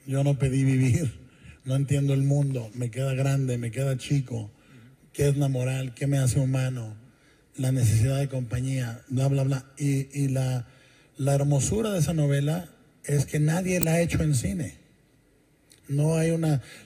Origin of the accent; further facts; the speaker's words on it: Mexico; como mexicano